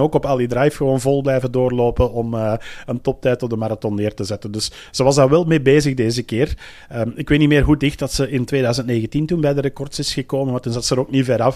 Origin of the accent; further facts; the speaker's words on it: Belgium; zelf als Belg zijnde